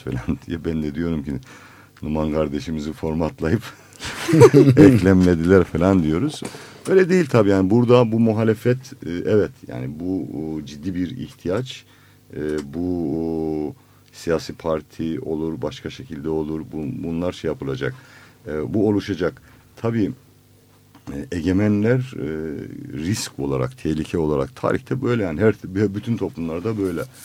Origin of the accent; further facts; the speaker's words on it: Black Sea Region, Turkey; Bizim Karadeniz'de